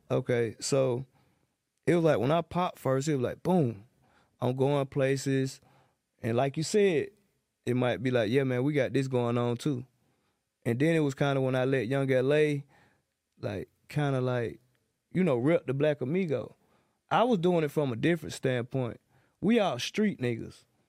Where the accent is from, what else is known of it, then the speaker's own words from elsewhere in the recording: Atlanta, Georgia, United States; I'm from John Brown South, Zone three